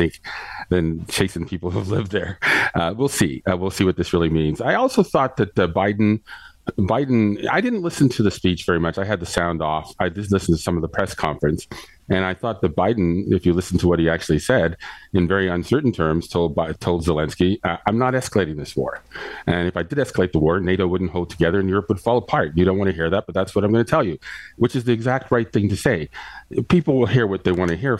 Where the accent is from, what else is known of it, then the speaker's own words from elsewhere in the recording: Canada; being Canadian